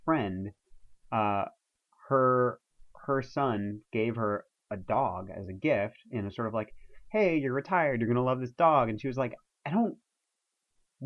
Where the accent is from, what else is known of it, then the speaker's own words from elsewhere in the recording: New York, United States; we're from New York